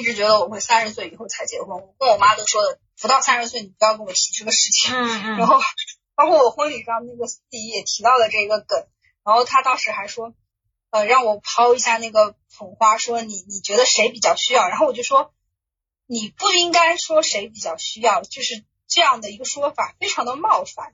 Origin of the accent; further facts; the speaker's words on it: Suzhou, Jiangsu, China; 我其实不是，我是苏州人